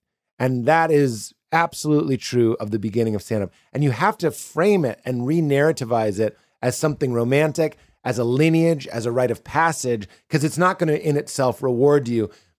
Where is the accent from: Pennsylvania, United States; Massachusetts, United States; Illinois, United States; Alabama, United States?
Illinois, United States; Chicago; I'm from Chicago. I've been doing 3 years. I'm just looking for a home club.